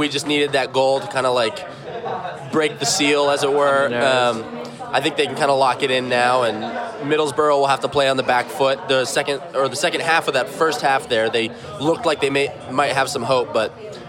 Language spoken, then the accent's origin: English; United States; as an American